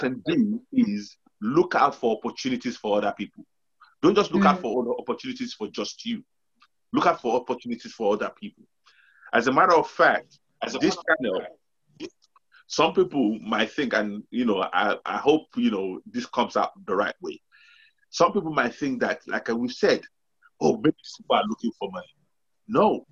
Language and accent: English; Nigeria; we're from Nigeria.